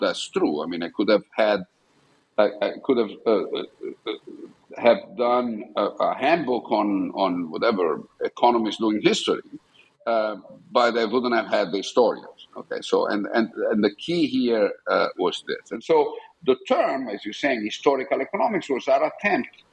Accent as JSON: {"language": "English", "town": "Buccinasco", "region": "Lombardy", "country": "Italy", "tie": "born or raised there", "also_born_or_lived": "Milan", "said": "so I was born in Milan, Italy, um, and I grew up in a small town outside Milan, which is called Buccinasco"}